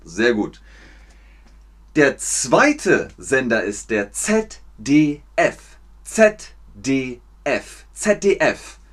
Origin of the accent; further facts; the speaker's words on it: Germany; Meine Heimat ist Deutschland.